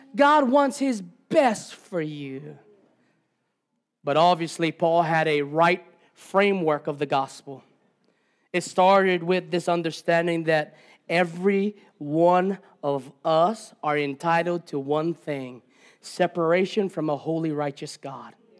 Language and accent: English; Hawaii, United States; I am Hawaiian. I'm Kanaka Maoli